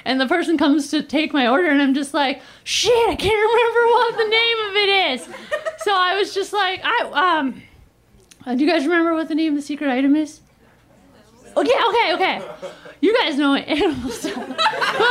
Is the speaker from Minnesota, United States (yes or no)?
yes; Minnesota, United States; moved away as an adult; now in Los Angeles, United States; I'm from Minnesota, but ever since living in LA, I try to be like, I'm an Angeleno